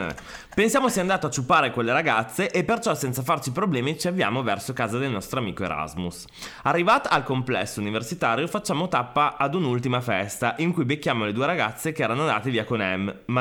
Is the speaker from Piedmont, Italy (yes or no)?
yes; Turin, Piedmont, Italy; Ecco, noi siamo di Torino ed Emme all'epoca abitava nei pressi dello stadio